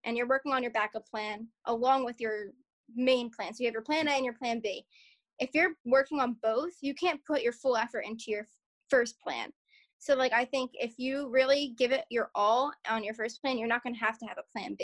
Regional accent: Philadelphia suburbs, Pennsylvania, United States; accent: Philly; we moved to the suburbs when I was like 3

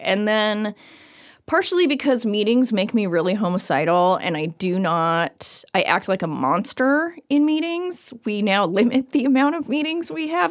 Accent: Everett, Washington, United States; now in Bellingham, United States; I am originally from Everett, Washington.

